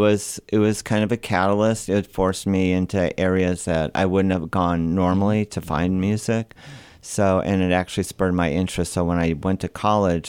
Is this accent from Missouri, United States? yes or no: yes; St. Louis, Missouri, United States; moved away; I'm from St. Louis